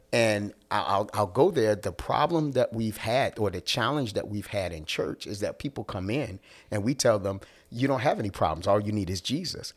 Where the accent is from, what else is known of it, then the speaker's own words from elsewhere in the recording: Philadelphia, Pennsylvania, United States; I'm from Philly.